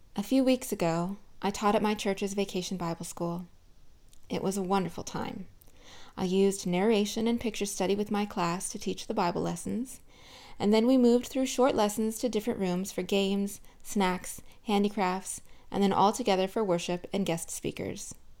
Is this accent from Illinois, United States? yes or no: no; Southern California, United States; I grew up in Southern California